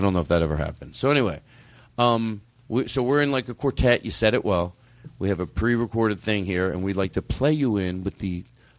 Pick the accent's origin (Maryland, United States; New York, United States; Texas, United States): New York, United States; Brooklyn; I'm in from Brooklyn. I'm in the 714.